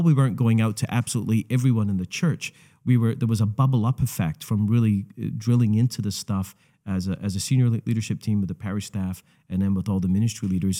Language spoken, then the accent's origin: English; Scotland, United Kingdom; moved away; my home country